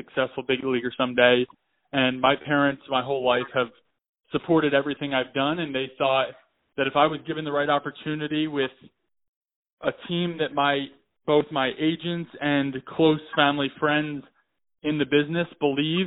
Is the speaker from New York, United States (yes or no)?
no; Philadelphia, Pennsylvania, United States; I'm from Philadelphia.